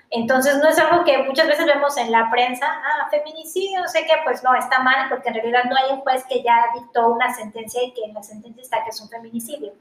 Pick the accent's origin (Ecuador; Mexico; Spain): Mexico; yo soy una mujer, soy mexicana, soy joven